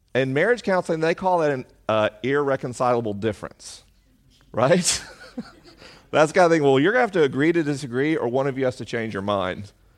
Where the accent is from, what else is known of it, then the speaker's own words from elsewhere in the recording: the South, United States; moved away; I grew up in the South.